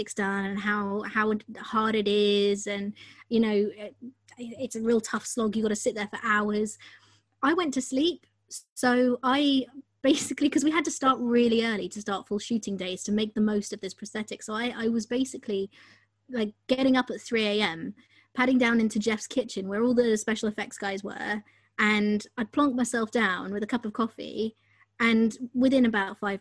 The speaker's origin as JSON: {"language": "English", "region": "London", "country": "United Kingdom", "tie": "born or raised there", "said": "growing up in London"}